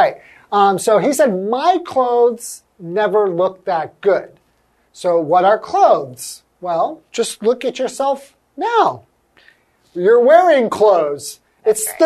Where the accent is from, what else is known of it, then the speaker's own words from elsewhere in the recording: Los Angeles, California, United States; I grew up in Los Angeles